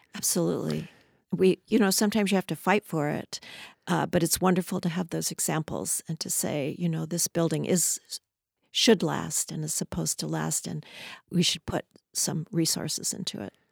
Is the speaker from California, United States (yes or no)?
yes; Southern California, United States; also born or lived in Los Angeles; now in Seattle, United States; I was actually, uh, born in, around Los Angeles and grew up in Southern California.